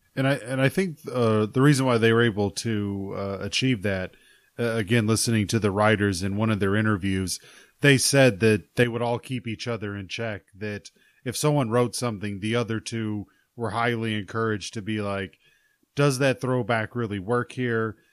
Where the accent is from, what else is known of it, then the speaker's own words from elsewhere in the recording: Arkansas, United States; I grew up in Arkansas